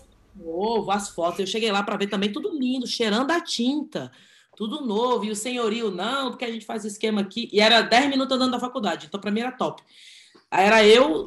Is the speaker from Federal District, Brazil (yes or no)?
yes; Brasília, Federal District, Brazil; eu sou de Brasília, é porque a gente é de Brasília